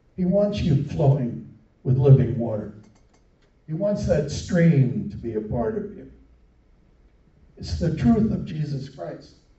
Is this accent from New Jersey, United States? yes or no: yes; New Jersey, United States; moved away; also born or lived in upstate New York; the little town I grew up in in New Jersey